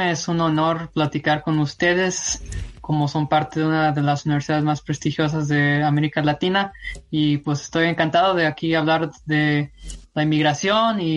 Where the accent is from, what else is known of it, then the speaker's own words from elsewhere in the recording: San Luis Potosí, Mexico; now in United States; Y todo comenzó pues en 1995 cuando inmigré a Estados Unidos. Soy originario de San Luis Potosí, México